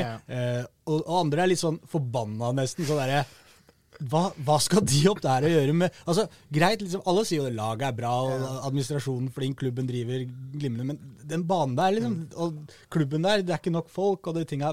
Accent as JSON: {"language": "Norwegian", "region": "Oslo", "country": "Norway", "said": "de hører jo at jeg er fra Oslo"}